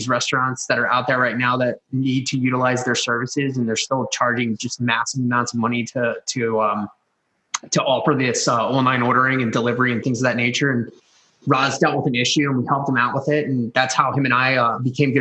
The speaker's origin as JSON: {"language": "English", "area": "Carroll County", "region": "Maryland", "country": "United States", "tie": "born or raised there", "also_born_or_lived": "Baltimore, Maryland / Towson, Maryland", "said": "I grew up in Carroll County"}